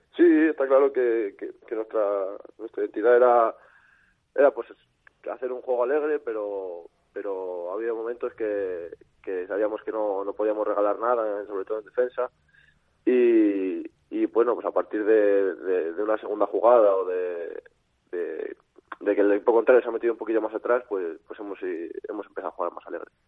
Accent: Valladolid, Castile and León, Spain; also born or lived in Salamanca; soy de aquí. no soy, vamos, no soy de, de Valladolid de, de, nacimiento, pero como si lo fuera, soy adoptado aquí.

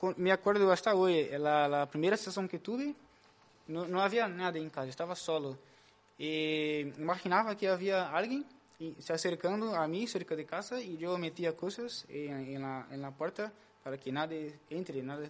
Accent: Brazil; moved away as an adult; now in Spain; sou de Brasil, né, como o Caim. Aqui em Espanha, llevo um ano e cinco meses, mais ou menos

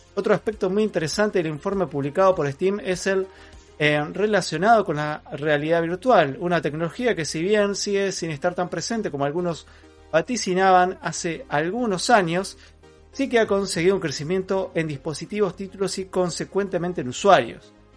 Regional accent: Argentina; also born or lived in Neuquén; soy argentino.

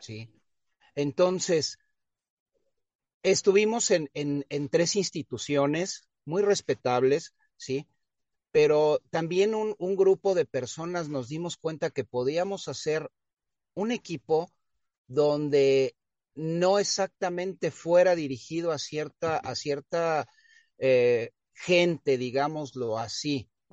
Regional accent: Mexico City, Mexico; moved away; yo nací en el extinto Distrito Federal, hoy Ciudad de México

